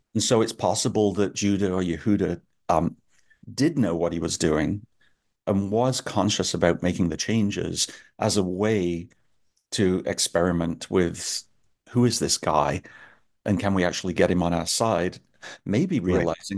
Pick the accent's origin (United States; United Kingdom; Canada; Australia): United Kingdom; England; I'm from England